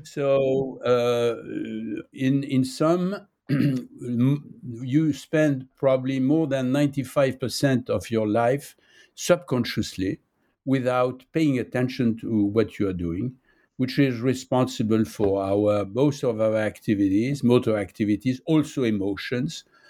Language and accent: English; Nice, Provence-Alpes-Côte d'Azur, France; English is a second language; now in Paris, France; I was born in Nice. Uh, I'm living in Paris